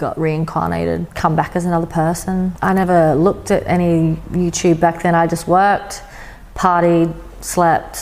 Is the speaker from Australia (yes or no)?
yes; Adelaide, South Australia, Australia; also born or lived in Sydney; I was in my hometown of Adelaide